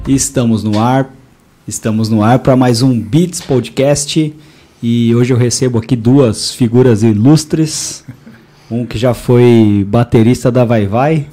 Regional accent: Indaiatuba, São Paulo, Brazil; eu nasci aqui

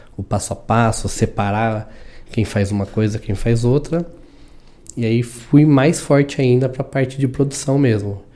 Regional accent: São Paulo, Brazil; moved away as an adult; also born or lived in Indaiatuba; sou de São Paulo, de São Paulo vim pro interior. Vim, morei aqui em Dayatuba nove anos

